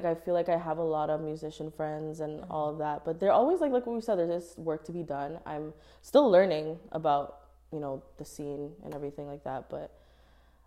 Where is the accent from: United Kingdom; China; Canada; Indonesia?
Canada; Toronto, Ontario; I'm from Toronto